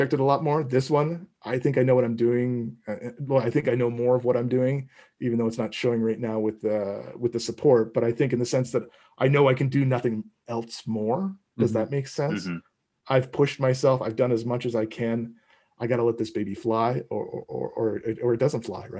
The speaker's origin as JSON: {"language": "English", "area": "East Coast of Canada", "region": "Atlantic Canada", "country": "Canada", "moved": "yes", "said": "I'm originally from the East Coast of Canada."}